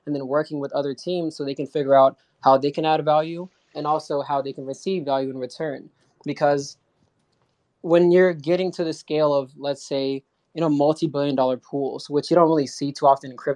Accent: United States; I'm from the States

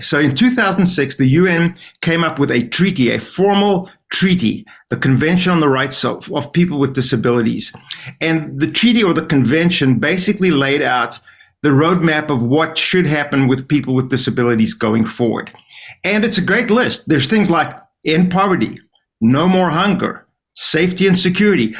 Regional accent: South Africa; I'm from South Africa.

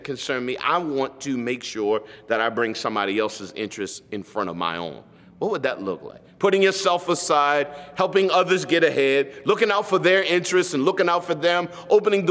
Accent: United States; as an American

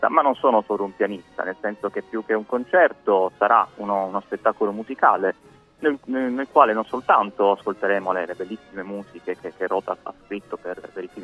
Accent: Bari, Apulia, Italy; accent: Barese; Io l'avete eh, ormai capito dal mio accento beduino, sono, sono di Bari

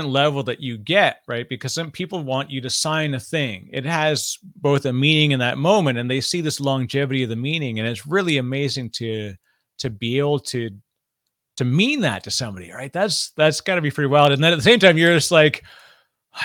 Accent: Toronto, Ontario, Canada; now in New Jersey, United States; I'm in New Jersey now, but I grew up in Toronto

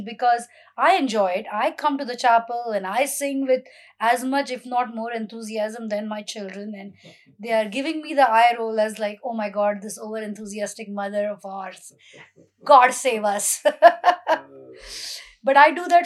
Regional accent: India; moved away as an adult; now in United States; being a Hindu is just something I breathed in air as growing up in India

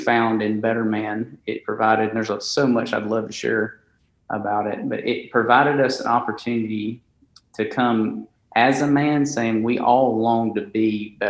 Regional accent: Alabama, United States; accent: Alabama; now in Conway, United States; I am from Alabama, my wife and I, hence the Alabama accent, just to go ahead and get it out there, the strong slang that you'll pick up.

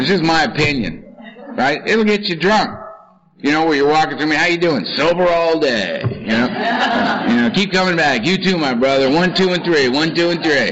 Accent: Los Angeles, California, United States; I'm from Los Angeles

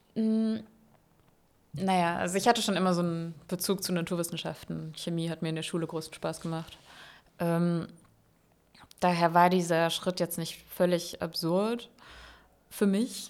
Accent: Landau, Rhineland-Palatinate, Germany; moved away as an adult; also born or lived in Freiburg; now in Berlin, Germany; ich komme aus Landau in der Pfalz. Ja. Also Rheinland-Pfalz

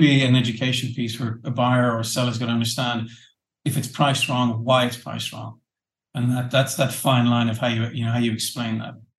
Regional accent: Ireland; being the Irish guy

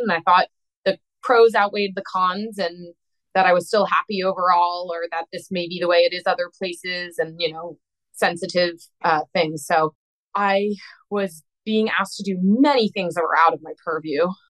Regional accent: East Coast, United States; moved away as an adult; also born or lived in Midwest; So I was living in the Midwest and I'm from the East Coast.

